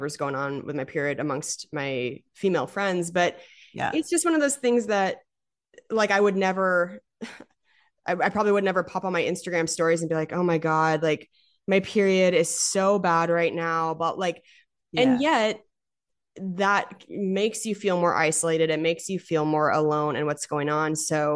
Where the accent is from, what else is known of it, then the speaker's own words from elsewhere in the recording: Spokane, Washington, United States; moved away; So they were my hometown shows